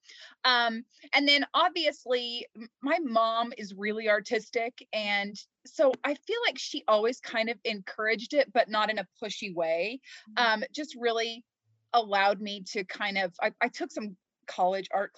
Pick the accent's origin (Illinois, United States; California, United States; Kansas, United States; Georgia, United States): Kansas, United States; I grew up in Kansas. I've lived here my entire life.